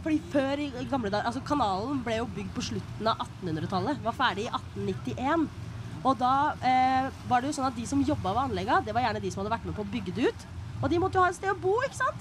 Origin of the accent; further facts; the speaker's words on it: Bø, Telemark, Norway; født og oppvokst her. Eh, i, I Bø, riktignok.